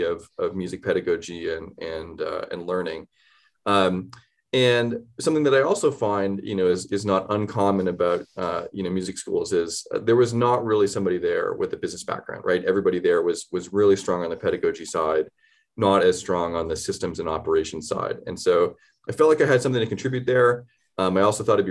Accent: Canada; moved away as an adult; also born or lived in Boston / New York City; now in Denver, United States; I grew up in Canada. I moved to the States for college.

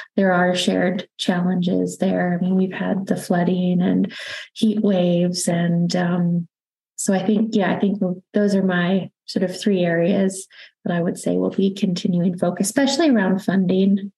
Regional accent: Canada; accent: Canadian; now in London, United Kingdom; it's Canadian accent. So I'm originally from Canada, but now also British

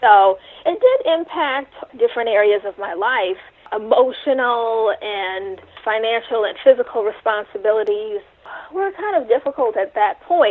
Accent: New York City, New York, United States; I did grow up in New York City in the Bronx

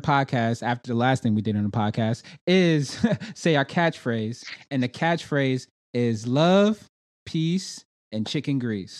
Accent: New York, United States; now in Charlotte, United States; Well, I'm from New York, but I live in Charlotte right now, Charlotte, North Carolina.

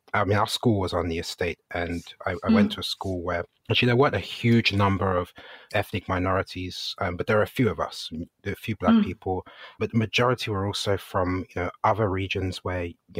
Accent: London, United Kingdom; first language Ga; English is a second language; I grew up in West London, Ghanaian Brit or British Ghanaian

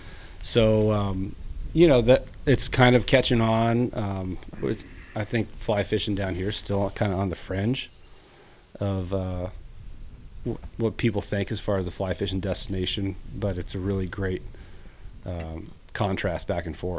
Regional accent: Dallas, Texas, United States; moved away as an adult; also born or lived in Gunnison, Colorado / Ennis, Montana; I was born and raised in Dallas, and fished and hunted, on the weekends, every chance we got. And when I was about six or seven, started going up to Ennis

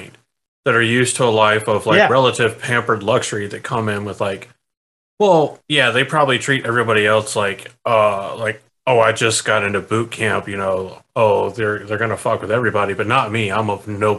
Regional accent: South Carolina, United States; I grew up in South Carolina.

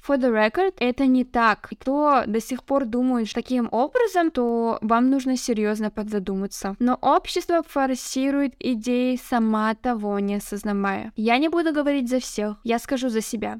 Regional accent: Kazakhstan; first language Kazakh; я самоидентифицируюсь как казашка

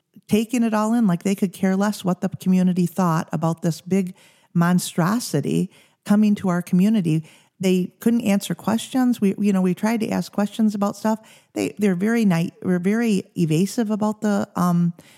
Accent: Cass City, Michigan, United States; moved away as an adult; now in Big Rapids, United States; I grew up in Cass City, Michigan, which is in the Thumb area

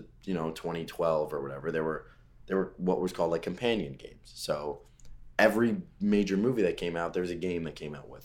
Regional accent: Westchester, New York, United States; I'm from Westchester, New York, the suburbs outside of New York City

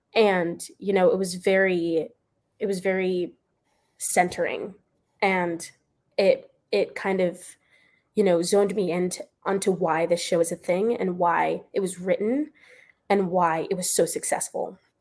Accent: Florida, United States; moved away as an adult; also born or lived in Pennsylvania; I'm from Florida

